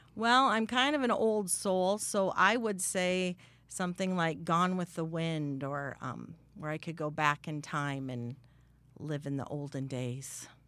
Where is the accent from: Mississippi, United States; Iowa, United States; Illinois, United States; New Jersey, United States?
Iowa, United States; Sibley; also born or lived in San Antonio, Texas; I grew up in Sibley, Iowa, way in the northwest corner of the state.